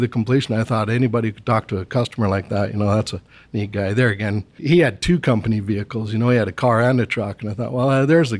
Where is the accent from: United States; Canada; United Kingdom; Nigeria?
Canada; Edson, Alberta; moved away as an adult; also born or lived in Brooks, Alberta / Fox Creek, Alberta / Venezuela / Singapore; Started down in Sasford, and I was born in Brooks. Okay. And shortly after that, he was transferred to Edson, worked at the Edson gas plant. Spent a couple of years in Fox Creek